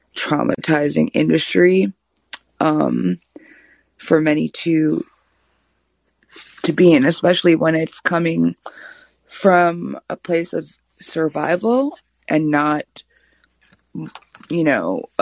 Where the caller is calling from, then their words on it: Austin, Texas, United States; I'm calling from Austin.